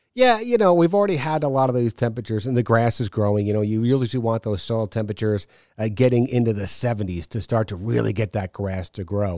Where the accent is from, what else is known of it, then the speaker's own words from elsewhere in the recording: New York, United States; now in Savannah, United States; I took a trip back to New York, uh, last week to see my parents